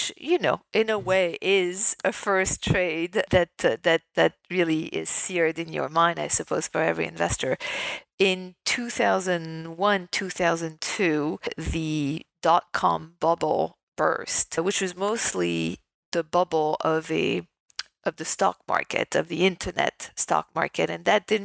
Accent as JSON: {"language": "English", "town": "Paris", "region": "Île-de-France", "country": "France", "tie": "born or raised there", "also_born_or_lived": "New York", "moved": "as an adult", "said": "I was born raised in Paris, in France"}